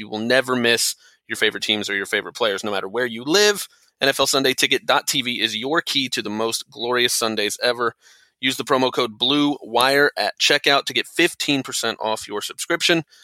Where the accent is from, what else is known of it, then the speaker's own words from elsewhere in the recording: Tampa, Florida, United States; moved away as an adult; also born or lived in Kentucky; I grew up and lived in the Tampa area my whole life